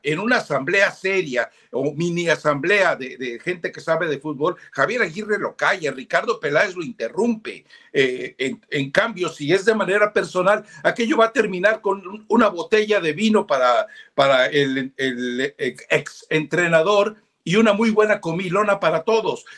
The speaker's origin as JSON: {"language": "Spanish", "country": "Mexico", "said": "los mexicanos, muchos, o sea, somos mestizos o sea, a mí se me nota lo indio y me enorgullezco"}